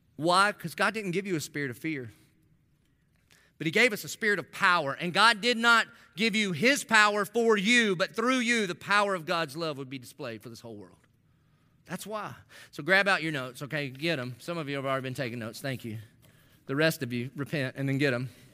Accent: Dillon, United States; I'm a nobody from Dillon

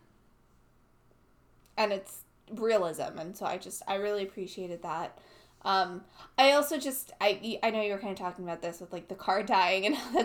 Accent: United States; growing up in America

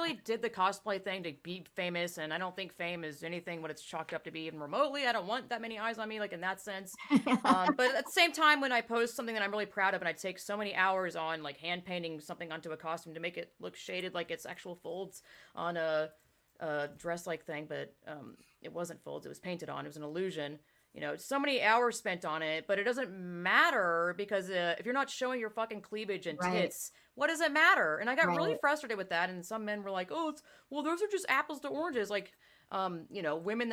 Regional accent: the South, United States; me growing up in the South

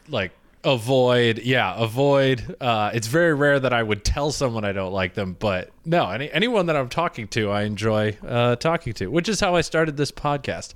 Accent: Michigan, United States; I'm from Michigan.

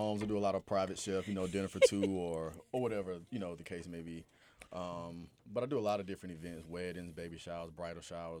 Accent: Atlanta, Georgia, United States; I'm born and raised in Atlanta.

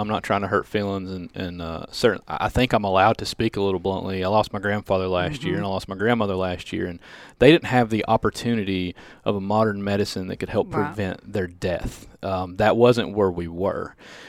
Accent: Cordova, Tennessee, United States; They know I'm from Cordova.

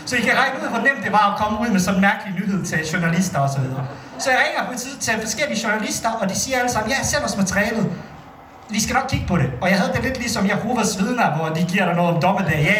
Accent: Bosnia & Herzegovina; now in Denmark; Jeg kommer oprindeligt fra Bosnien

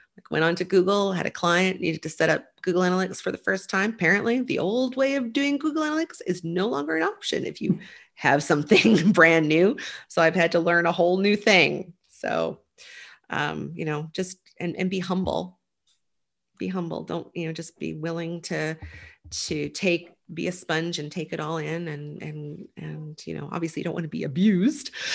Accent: Nova Scotia, Canada; I grew up in Nova Scotia

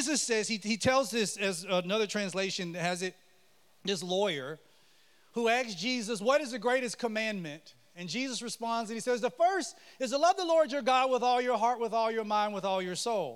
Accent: Mississippi, United States; I grew up in Mississippi. I was born in Mississippi, just a little ways from here

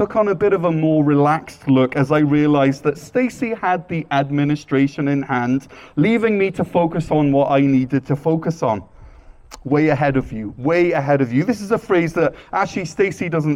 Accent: Wales, United Kingdom; moved away as an adult; now in North Gower, Canada; And I'm originally from Wales, but I've lived either in here in North Gore or serving on the mission field for the past 18 years.

